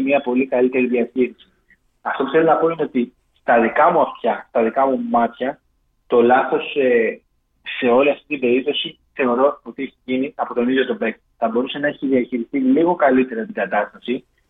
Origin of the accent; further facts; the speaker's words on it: Crete, Greece; moved away; Κρήτη που πηγαίνει για την η πατρίδα μου